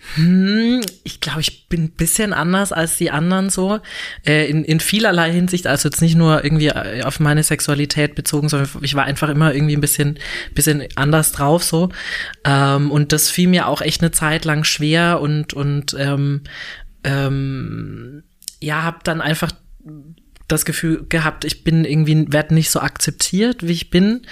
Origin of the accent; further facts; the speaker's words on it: a small village near Würzburg, Franconia, Bavaria, Germany; now in Berlin, Germany; ich bin tatsächlich nicht direkt in Würzburg aufgewachsen, sondern in einem kleinen Dorf in der Nähe von Würzburg, also so 20 Kilometer entfernt von Würzburg